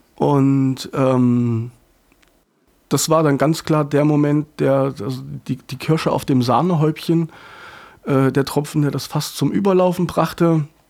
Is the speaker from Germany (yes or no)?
yes; Dachwig, Thuringia, Germany; moved away; war ich sehr, sehr oft in Dachwig, äh, in meiner Heimat